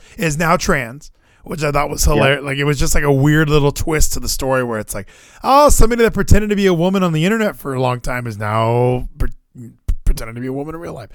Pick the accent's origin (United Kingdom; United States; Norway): United States; Hawaii; moved away; I was born in Hawaii.